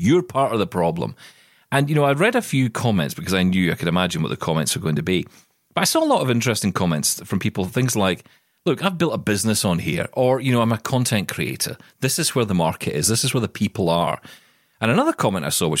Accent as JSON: {"language": "English", "region": "Scotland", "country": "United Kingdom", "said": "I am Scottish"}